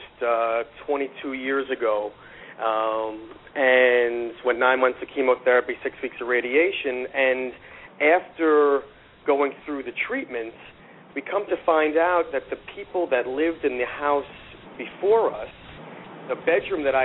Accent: New York City, New York, United States; also born or lived in Long Island; I grew up in Queens

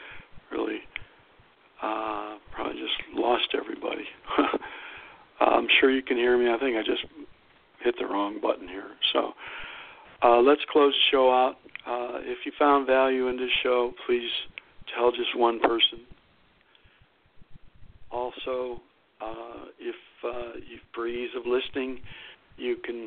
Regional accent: Youngstown, Ohio, United States; moved away as an adult; I grew up in Youngstown, Ohio. And while I was gone from the area in the early 80s

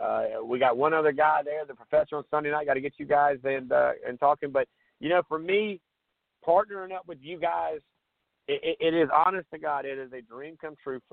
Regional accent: Surfside Beach, South Carolina, United States; I grew up in Surfside Beach, South Carolina.

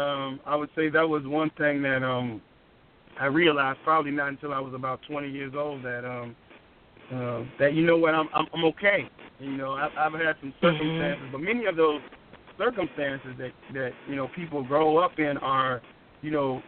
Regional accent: Charlottesville, Virginia, United States; our town where I grew up in Charlottesville, Virginia

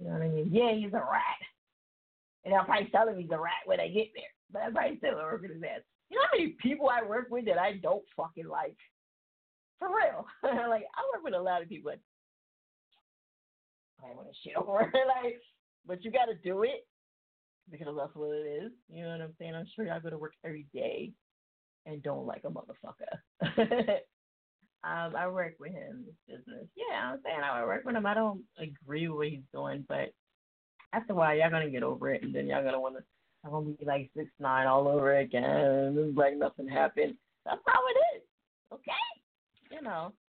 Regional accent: New Jersey, United States; I'm from Jersey and I say it crazy.

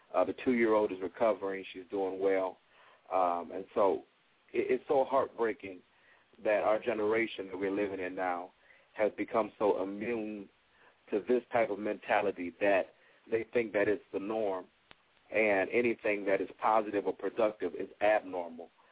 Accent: Toledo, Ohio, United States; my hometown

